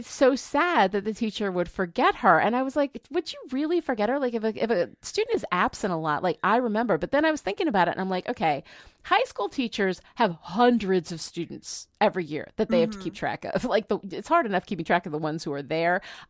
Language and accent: English; New York, United States; I grew up in New York where you cannot be outside for, like, half the year.